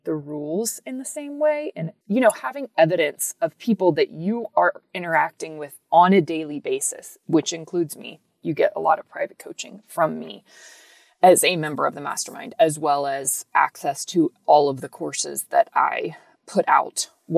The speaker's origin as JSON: {"language": "English", "region": "Texas", "country": "United States", "said": "So I live in Texas. I'm from Texas"}